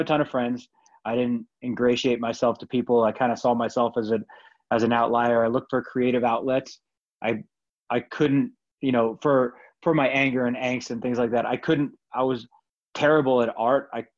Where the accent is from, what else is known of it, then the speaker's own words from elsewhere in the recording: Glen Rock, New Jersey, United States; also born or lived in Paterson; Yeah, actually, I was born in Paterson, New Jersey, which is